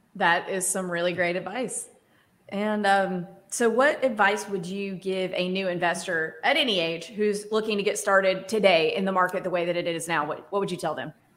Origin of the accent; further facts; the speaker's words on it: Starkville, Mississippi, United States; I grew up in Starkville